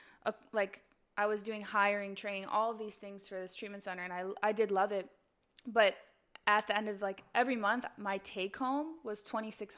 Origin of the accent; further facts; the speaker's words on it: Chicago, Illinois, United States; moved away as an adult; now in Los Angeles, United States; I'm from Chicago. I've been in LA 4.5 years